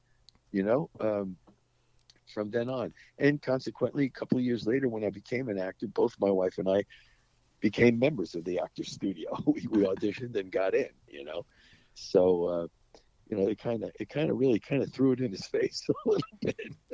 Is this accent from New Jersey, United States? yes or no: yes; New Jersey, United States; moved away; I'm from New Jersey